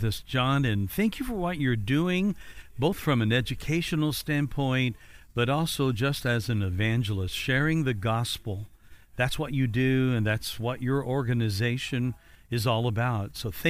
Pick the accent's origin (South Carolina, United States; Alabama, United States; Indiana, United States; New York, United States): Indiana, United States; Evansville; now in Florida, United States; I'm originally from Evansville, Indiana.